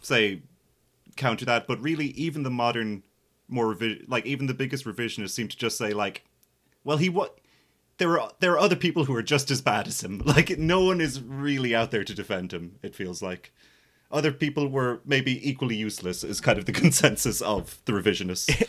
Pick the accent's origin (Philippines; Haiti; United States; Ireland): Ireland; as an Irish millennial